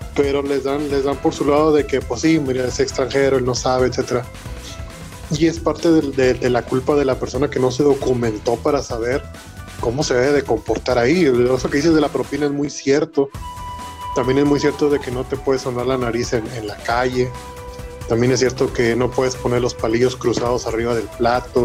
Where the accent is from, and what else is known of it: Mexico